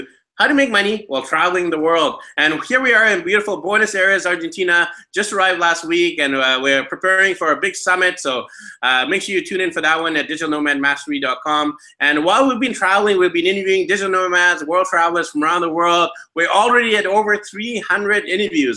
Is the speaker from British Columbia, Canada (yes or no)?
yes; Vancouver, British Columbia, Canada; I'm actually from Vancouver, BC, Canada.